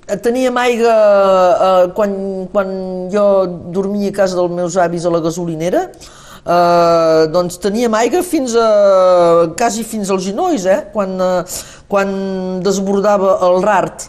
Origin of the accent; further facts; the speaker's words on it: Saint-Nazaire, Occitania, France; el meu poble de Sant Nazari